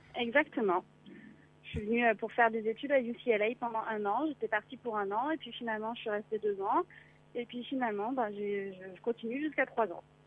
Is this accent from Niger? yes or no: no; France; now in Los Angeles, United States; je suis française